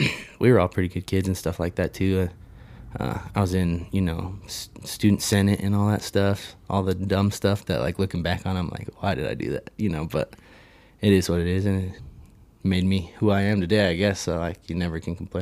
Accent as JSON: {"language": "English", "town": "Colorado Springs", "region": "Colorado", "country": "United States", "tie": "born or raised there", "said": "I mean, we grew up in Northgate, Colorado Springs."}